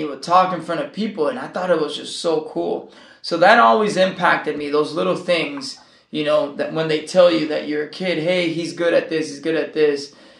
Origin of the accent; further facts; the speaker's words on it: California, United States; born there; also born or lived in Nicaragua; So my family's from Nicaragua, and I was born in California, and I have both cultures. I was, lived in Nicaragua and lived here